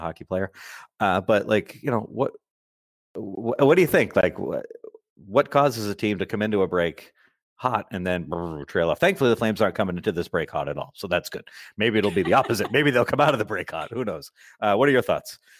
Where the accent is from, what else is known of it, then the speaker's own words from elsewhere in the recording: Massachusetts, United States; I'm from Massachusetts and we all speak like complete idiot Neanderthals here.